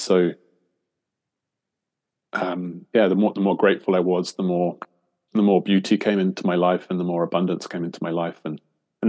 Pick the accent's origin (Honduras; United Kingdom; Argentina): United Kingdom; England; now in Australia; I'm an Englishman in England at the moment for the first time in a while. I've lived in Australia for the last 20 years